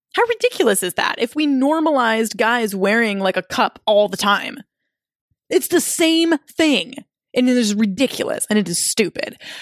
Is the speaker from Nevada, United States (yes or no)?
no; Minnesota, United States; I was living in my hometown with my boyfriend at the time